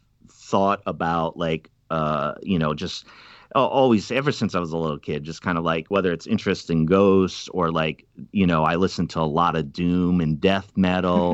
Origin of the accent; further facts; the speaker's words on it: outside Providence, Rhode Island, United States; I'm a Yankee. I'm from up in, Rhode Island. I grew up outside of Providence.